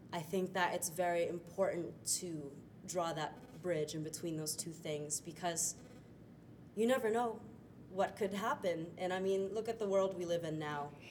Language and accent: English; Clearwater, Florida, United States; I'm from Clearwater, Florida.